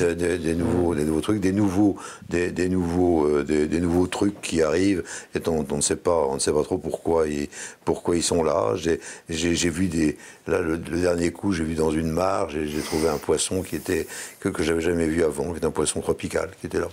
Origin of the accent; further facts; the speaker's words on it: Brittany, France; chez moi en Bretagne. Hein. moi en Bretagne, il y, a, une solidarité